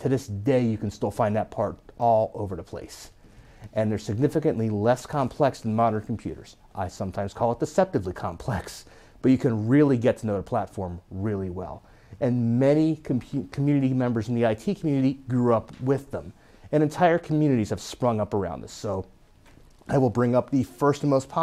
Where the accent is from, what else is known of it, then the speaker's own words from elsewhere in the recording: Philadelphia, Pennsylvania, United States; I am from the Philadelphia area